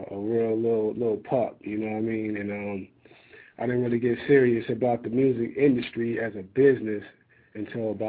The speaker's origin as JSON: {"language": "English", "town": "Compton", "region": "California", "country": "United States", "said": "I'm from Compton too"}